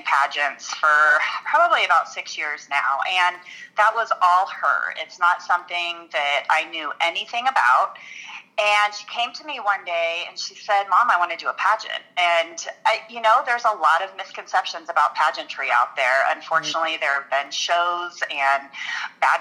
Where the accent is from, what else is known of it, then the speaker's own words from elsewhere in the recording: Colorado Springs, Colorado, United States; also born or lived in Denver suburbs, Colorado; I live in south suburbs of Denver area, and I grew up in Colorado Springs